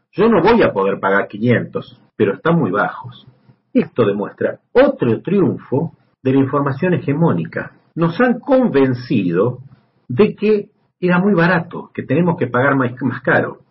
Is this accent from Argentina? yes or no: yes; Argentina; also born or lived in Buenos Aires; En mi país